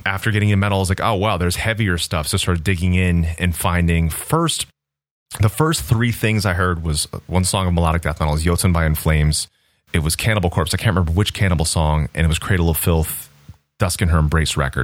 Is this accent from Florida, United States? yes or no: yes; Central Florida, United States; growing up in Central Florida at that period of time